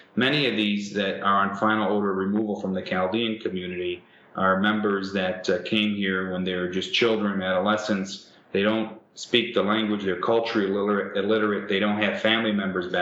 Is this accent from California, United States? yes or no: no; Detroit, Michigan, United States; I was born here in Detroit